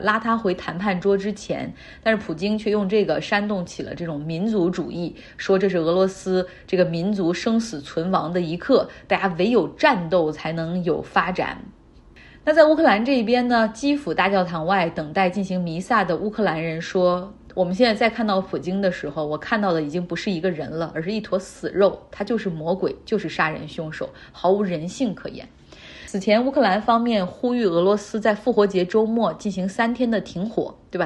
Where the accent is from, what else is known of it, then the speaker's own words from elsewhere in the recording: Harbin, Heilongjiang, China; moved away; 我老家哈尔滨